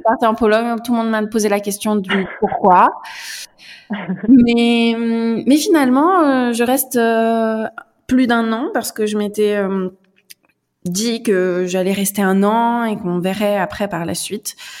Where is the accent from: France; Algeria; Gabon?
France; central France; moved away as an adult; now in Warsaw, Poland; Je suis française, je viens du centre de la France